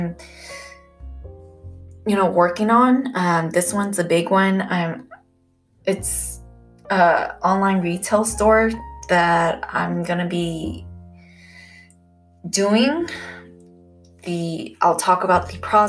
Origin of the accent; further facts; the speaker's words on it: California, United States; I am from California